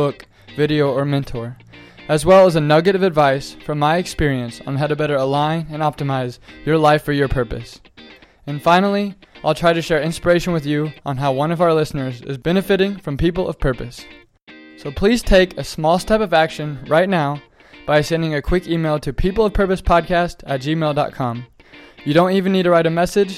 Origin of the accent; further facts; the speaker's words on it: Kansas, United States; we're both from Kansas